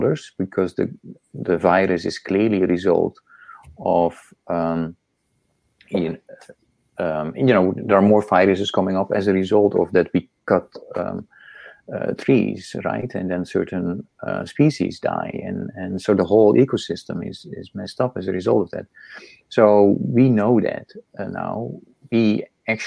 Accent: Netherlands; moved away as an adult; also born or lived in Indonesia; now in United States; I come from the Netherlands.

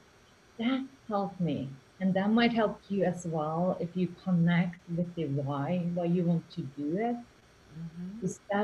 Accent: Finland; English is a second language; now in Spain; I'm from Finland originally and now living in Spain

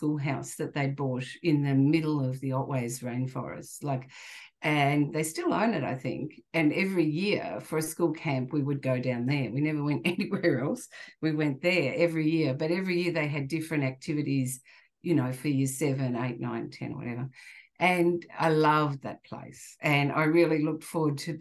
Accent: Geelong, Victoria, Australia; I grew up in Geelong, which is a regional town in Victoria, in a very sort of suburban area

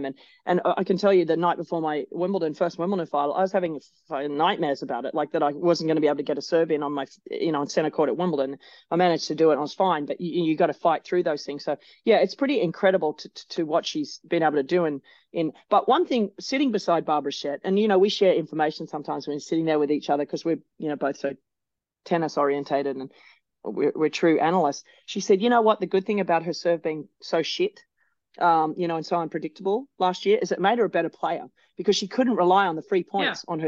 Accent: Australia; as an Australian

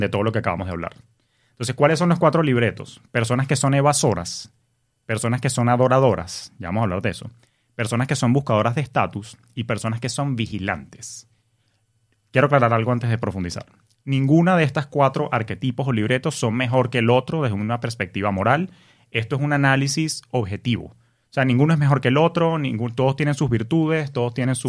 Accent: Venezuela; moved away as an adult; also born or lived in New York, United States; now in United States; Yo vengo de Venezuela, en un país donde se asocia el dinero con la corrupción

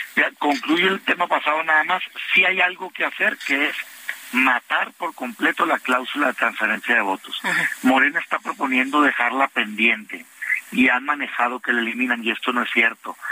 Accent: Mexico; a mí como mexicano

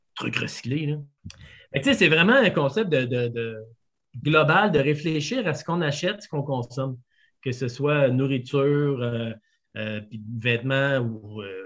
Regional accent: Quebec City, Quebec, Canada; je viens de Québec. fait que j'étais vegan dans la région de Québec quand j'avais 17 ans

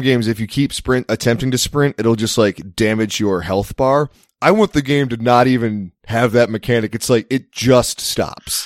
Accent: United States; I am an American

